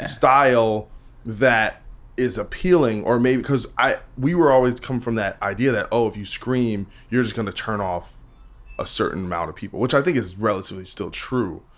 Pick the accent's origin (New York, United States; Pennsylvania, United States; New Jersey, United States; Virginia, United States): New Jersey, United States; I'm from Jersey